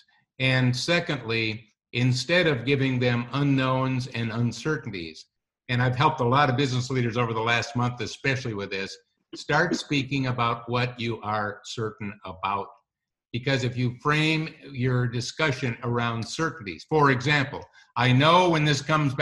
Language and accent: English; Wisconsin, United States; I'm from Wisconsin